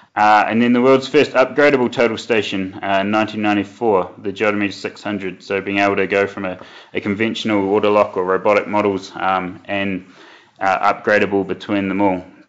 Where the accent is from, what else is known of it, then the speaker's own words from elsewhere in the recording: New Zealand; moved away as an adult; now in Westminster, Colorado, United States; I was uh, born and bred in New Zealand